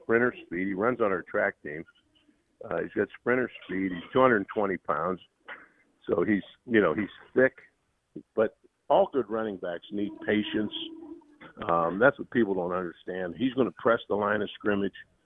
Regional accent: Pittsburgh, Pennsylvania, United States; moved away; I grew up in around Pittsburgh

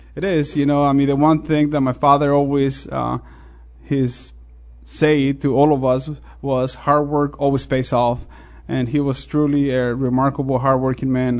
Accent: Mexico; English is a second language; also born or lived in Chicago / Champaign-Urbana; now in United States; I'm always proud of my ethnic background, the fact that I was born in Mexico

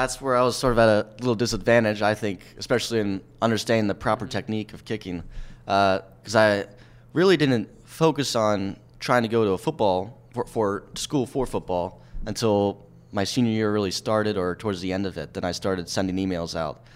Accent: Lancaster, Pennsylvania, United States; moved away as an adult; now in Philadelphia, United States; my hometown area

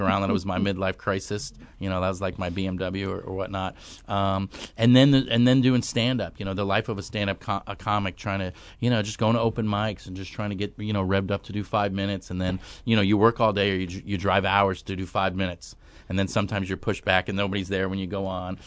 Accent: New York, United States; moved away; I grew up on the East Coast. I'm from New York originally

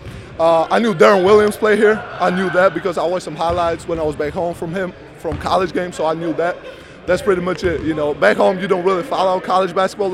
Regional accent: Georgia; now in Champaign, United States; I'm from Republic of Georgia

